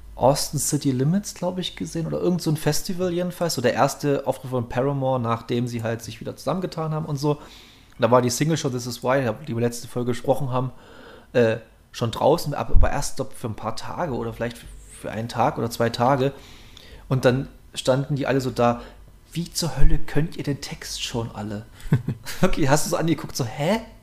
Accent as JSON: {"language": "German", "region": "Saxony", "country": "Germany", "said": "wir sind ja evangelisch geprägt hier in Sachsen"}